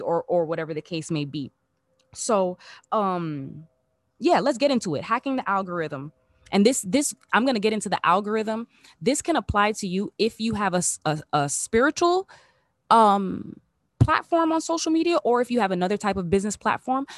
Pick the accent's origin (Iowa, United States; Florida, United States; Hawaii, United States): Florida, United States; Miami; moved away as an adult; also born or lived in Los Angeles; I'm back in my hometown, back in the three oh five period, back in my, back in my city